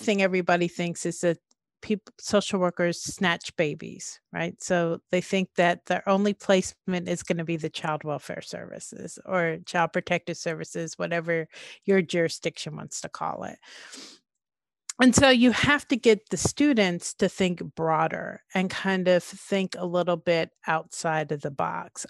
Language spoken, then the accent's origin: English; Oakland, California, United States; also born or lived in East Orange, New Jersey / Nashville, Tennessee; moved to California to the Bay Area, to Oakland, um, and finished elementary school, junior high back then, and high school in the Bay Area.